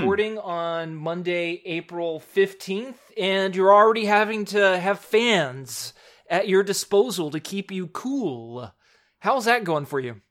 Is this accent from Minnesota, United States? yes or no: no; Spring, Texas, United States; living in Houston, and actually, I'm from Spring, Texas